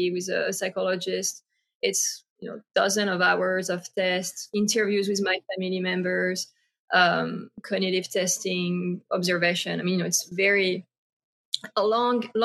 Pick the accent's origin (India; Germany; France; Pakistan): France; moved away; I grew up in France